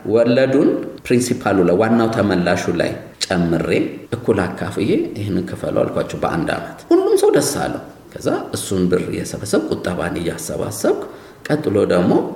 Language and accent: Amharic; Addis Ababa, Ethiopia; የፈረንሳይ ለጋሲዮን ያደግኩት